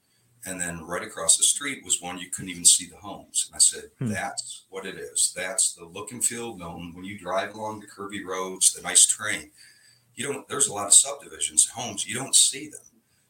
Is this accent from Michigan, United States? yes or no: yes; Western Michigan, United States; moved away as an adult; now in Milton, United States; I grew up in Michigan, in Western Michigan, and did a transfer with IBM down here. It was back in 1996, so 27 years ago. Moved down here with my family, young family.